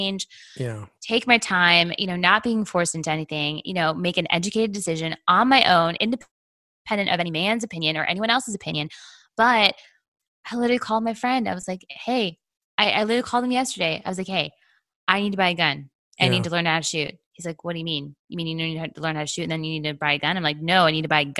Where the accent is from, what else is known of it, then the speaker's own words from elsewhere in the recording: Canada; now in Atlanta, United States; I grew up in Canada, so my parents are like one step away from Quakers